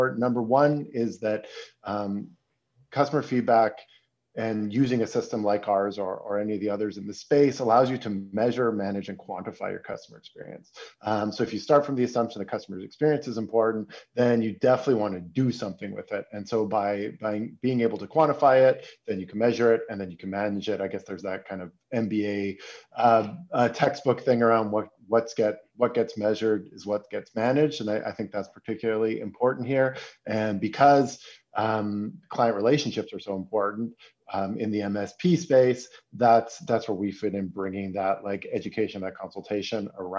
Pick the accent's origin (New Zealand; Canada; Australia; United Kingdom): Canada; Toronto, Ontario; now in Berlin, Germany; I'm a Canadian, I'm from Toronto, but I live in Berlin, Germany